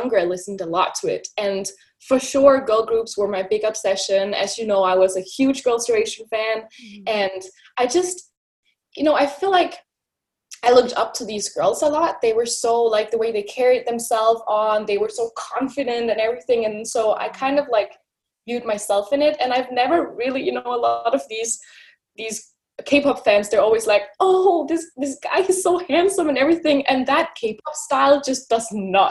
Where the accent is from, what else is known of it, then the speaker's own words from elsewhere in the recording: Denmark; moved away as an adult; now in Seoul, South Korea; I was born and raised in Denmark, completely Danish